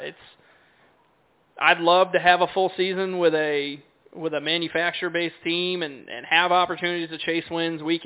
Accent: Connecticut, United States; I grew up in the Northeast in Connecticut racing 3 or 4 or 5 days a week

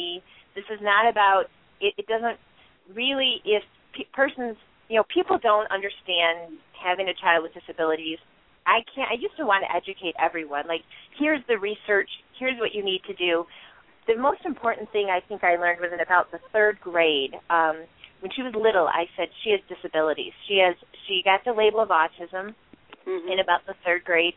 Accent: Michigan, United States; we're from Michigan

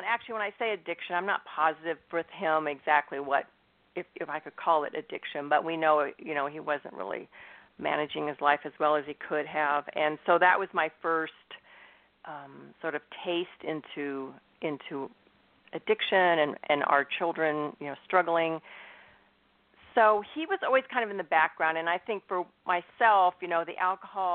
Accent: Northern California, United States; also born or lived in Indiana; I'm in Northern California. I've lived here pretty much my whole life. I was born in Indiana, but, you know, lived in the West Coast my whole life

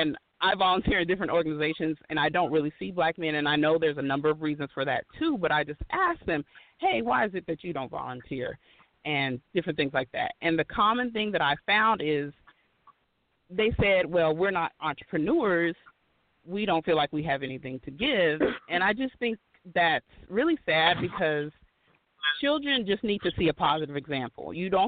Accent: Texas, United States; also born or lived in Oklahoma / Missouri; I grew up in Texas, Oklahoma, and Missouri.

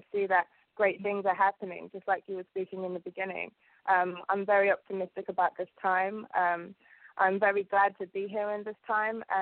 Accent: Uganda; born there; okay, well, um, I was born in East Africa, and um, in Uganda there are um, five kingdoms.

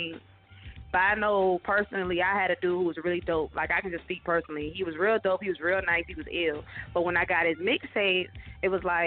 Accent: Virginia Beach, Virginia, United States; now in Norfolk, United States; I'm from Virginia Beach. I'm in Norfolk, 757

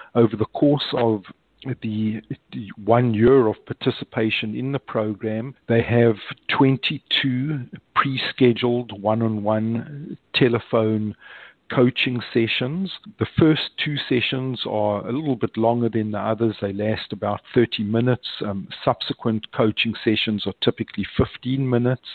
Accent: Johannesburg, Gauteng, South Africa; moved away as an adult; now in United States; I'm originally from Johannesburg in South Africa, moved to the United States in 1987

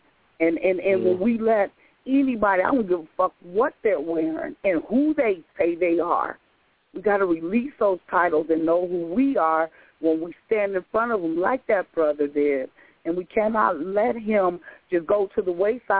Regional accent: Memphis, Tennessee, United States; I was born in 1968 in Memphis.

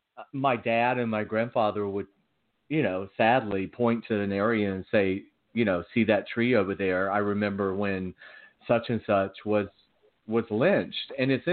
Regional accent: the South, United States; But see, again, as a black person, I like hearing different, you know, perspectives because, you know, growing up in the South and you grew up in Los Angeles.

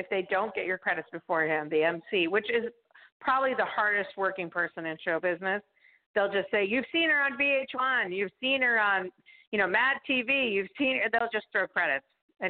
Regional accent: Marblehead, Massachusetts, United States; moved away as an adult; also born or lived in New York; now in Los Angeles, United States; I'm originally from Boston

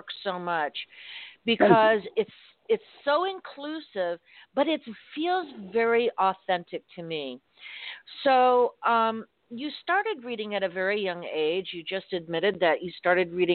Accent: Miami, Florida, United States; growing up in Miami

